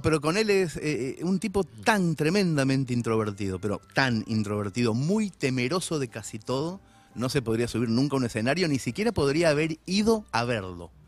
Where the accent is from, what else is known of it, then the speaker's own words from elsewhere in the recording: Mercedes, Argentina; moved away; a los 13 años empecé a cubrir la liga para el diario de mi pueblo